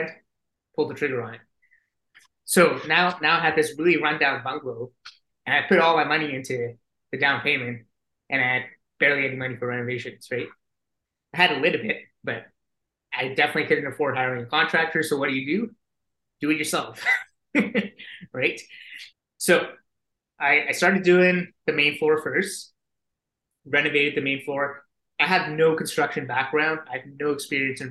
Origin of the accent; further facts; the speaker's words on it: Singapore; moved away as an adult; now in Calgary, Canada; I'm originally from Singapore and they've got mandatory conscription there